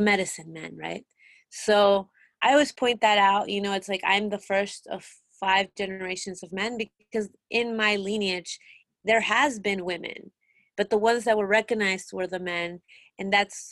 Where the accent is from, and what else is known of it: Mexico; born or raised there; moved away; also born or lived in Peru